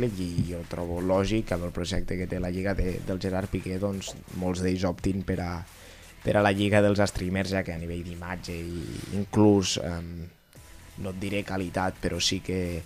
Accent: Catalonia, Spain; com a catalans

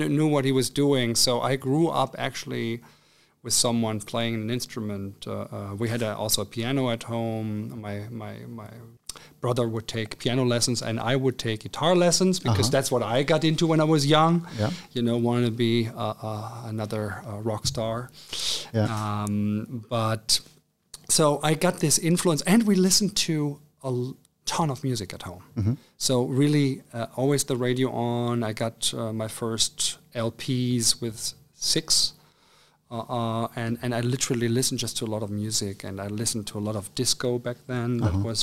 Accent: Cologne, North Rhine-Westphalia, Germany; moved away as an adult; also born or lived in Trier / Spain / Hamburg; I'm actually from Cologne. I've been born in Cologne, Germany, and lived there for the first 18 years of my life with my parents and my brother

